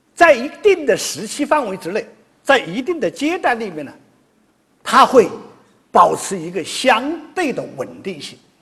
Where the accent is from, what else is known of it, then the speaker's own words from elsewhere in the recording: China; 我们中国人经常说，我们是一个龙的传人